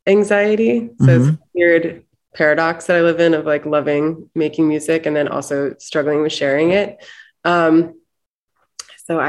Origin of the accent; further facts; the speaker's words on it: Syracuse, New York, United States; moved away as an adult; also born or lived in Ohio / San Francisco; now in Los Angeles, United States; growing up in Syracuse, we had such like so many blizzards